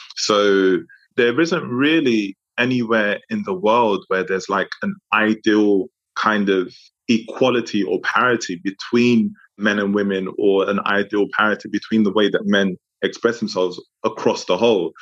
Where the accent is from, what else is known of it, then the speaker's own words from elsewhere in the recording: London, United Kingdom; also born or lived in Democratic Republic of the Congo; I was from Congo, Francophone African country, but grew up in London